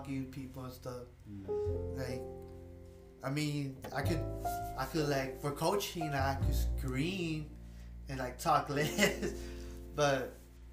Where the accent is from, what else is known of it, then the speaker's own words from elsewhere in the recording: Duncanville, Texas, United States; I was born and raised in Duncanville